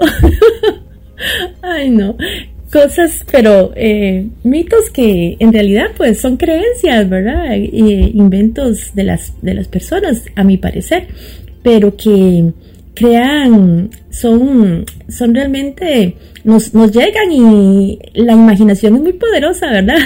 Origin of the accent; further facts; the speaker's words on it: San José, Costa Rica; also born or lived in Toronto, Canada; now in Montreal, Canada; soy de la capital de Costa Rica, San José